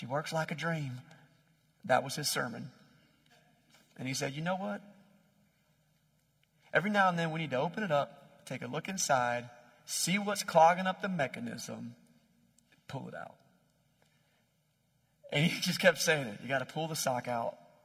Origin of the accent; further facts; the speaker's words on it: Wilson, North Carolina, United States; I grew up in Wilson, North Carolina